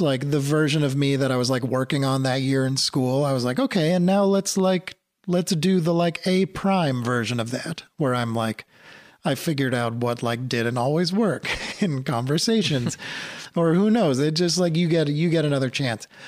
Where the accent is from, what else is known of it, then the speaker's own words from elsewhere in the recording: New England, outside of Boston, Massachusetts, United States; I grew up in New England, outside of Boston